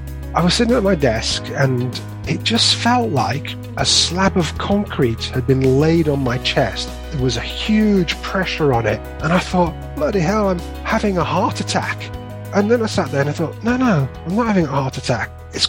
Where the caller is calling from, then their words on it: West Midlands, United Kingdom; I'm in sunny Staffordshire.